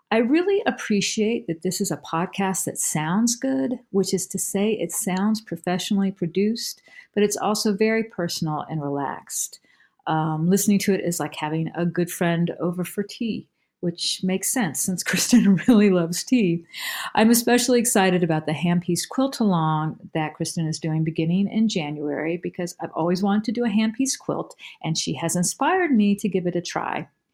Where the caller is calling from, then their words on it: Durham, North Carolina, United States; I'm calling from Durham, North Carolina